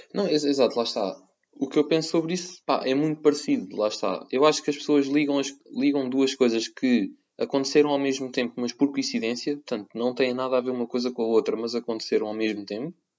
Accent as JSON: {"language": "Portuguese", "country": "Portugal", "moved": "yes", "lives_now": "Cyprus", "said": "sendo português eu"}